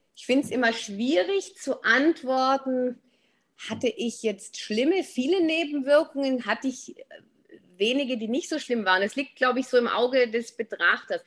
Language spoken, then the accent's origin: German; Swabia, Germany; also born or lived in Black Forest, near Freiburg; now in Black Forest near Freiburg, Germany; ich bin von Haus aus Schwäbin, wohne aber jetzt im Schwarzwald.